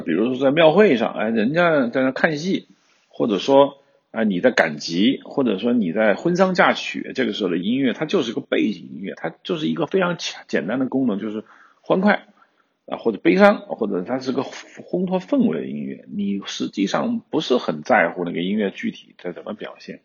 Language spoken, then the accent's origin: Chinese; China; 我们中国人